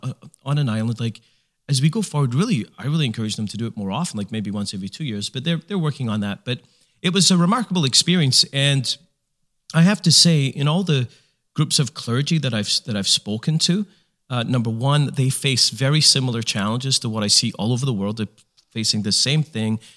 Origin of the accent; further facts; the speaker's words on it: Canada; we're Canadian.